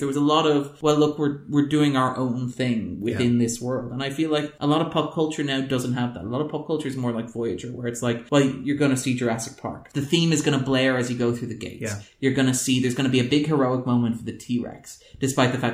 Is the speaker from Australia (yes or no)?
no; Ireland; as an Irish person